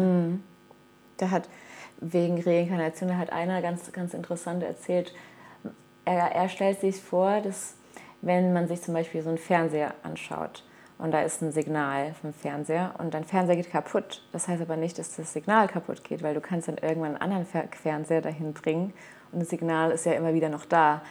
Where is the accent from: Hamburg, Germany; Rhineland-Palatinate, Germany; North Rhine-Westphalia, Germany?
Rhineland-Palatinate, Germany; Mainz; also born or lived in Caparica, Portugal; now in Portugal; in meiner Heimat, äh, meinem Geburtsort Mainz